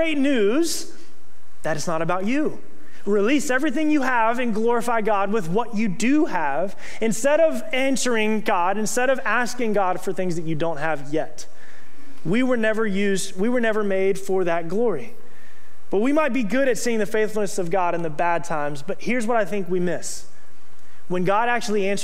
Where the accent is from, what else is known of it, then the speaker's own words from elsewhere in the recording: Okeechobee, Florida, United States; moved away as an adult; I grew up in Okeechobee, Florida